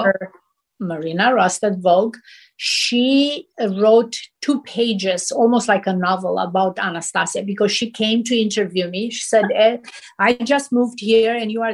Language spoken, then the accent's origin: English; Romania; moved away as an adult; now in Los Angeles, United States; I came from Romania. We didn't have magazines